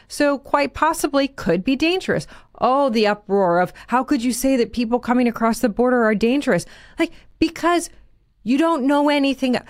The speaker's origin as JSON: {"language": "English", "town": "Naperville", "region": "Illinois", "country": "United States", "tie": "born or raised there", "said": "my hometown"}